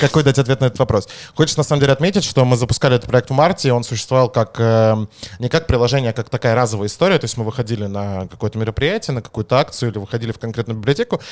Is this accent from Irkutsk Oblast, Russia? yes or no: no; Moscow, Russia; accent: Leningrad phonetic school; я как будто бы москвич. На самом деле я москвич